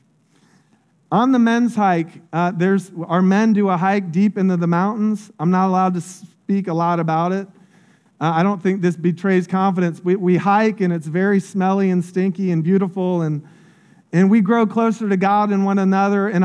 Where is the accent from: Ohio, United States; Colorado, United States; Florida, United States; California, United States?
Florida, United States; Polk County; I grew up in Polk County. It's one of the poorest counties in Florida